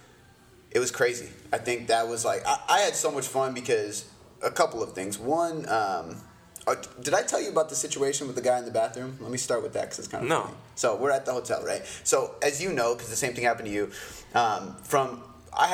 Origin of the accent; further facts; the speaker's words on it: Canada; I'm Canadian